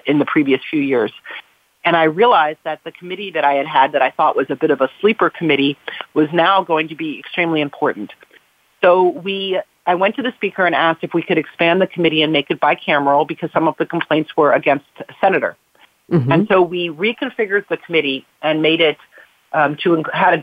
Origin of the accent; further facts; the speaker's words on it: South Florida, United States; now in California, United States; I grew up in South Florida